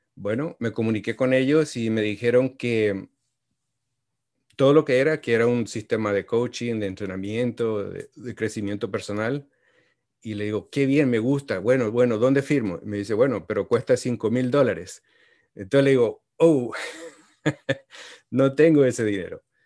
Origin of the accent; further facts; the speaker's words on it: Paraguay; moved away as an adult; also born or lived in Washington, D.C.; now in United States; yo soy originario de Paraguay y vine aquí a los Estados Unidos cuando tenía 22 años